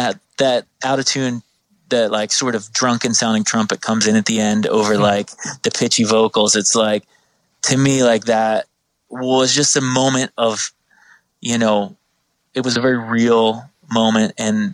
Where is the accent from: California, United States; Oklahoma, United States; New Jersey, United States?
New Jersey, United States; I'm from South Jersey.